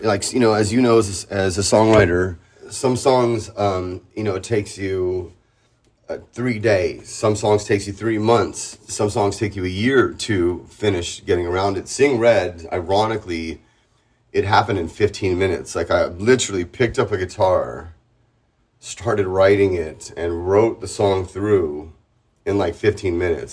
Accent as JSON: {"language": "English", "town": "San Diego", "region": "California", "country": "United States", "tie": "born or raised there", "moved": "as an adult", "lives_now": "Tijuana, Mexico", "said": "I'm born and raised in San Diego"}